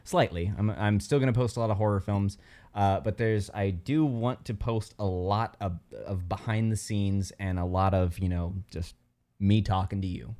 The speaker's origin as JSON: {"language": "English", "town": "South Bend", "region": "Indiana", "country": "United States", "tie": "born or raised there", "said": "I'm from South Bend, Indiana"}